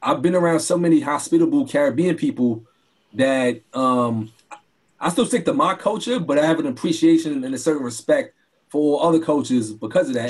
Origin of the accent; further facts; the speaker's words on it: New York City, New York, United States; growing up in Brooklyn